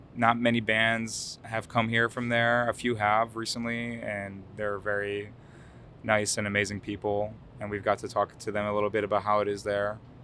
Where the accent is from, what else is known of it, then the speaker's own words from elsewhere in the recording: Yonkers, New York, United States; first language Arabic; English is a second language; also born or lived in Lebanon / Brooklyn, New York; I'm from New York, originally Yonkers, New York.